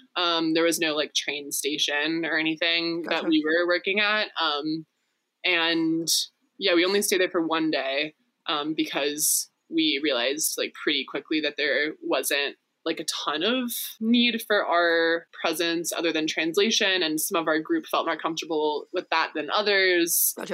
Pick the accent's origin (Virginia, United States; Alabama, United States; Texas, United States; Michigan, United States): Texas, United States; I was raised in Texas